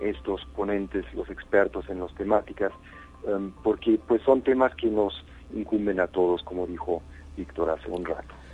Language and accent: Spanish; San Luis Potosí, Mexico; quienes somos como potosinos, como mexicanos, como humanos